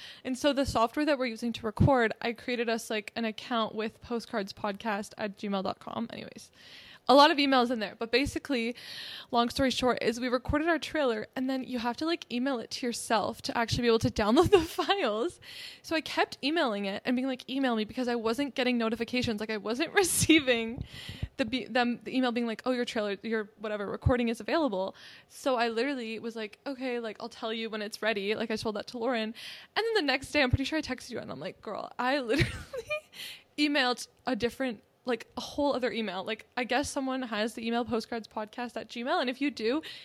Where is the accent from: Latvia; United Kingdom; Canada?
Canada; near Toronto, Ontario; I grew up, like, near it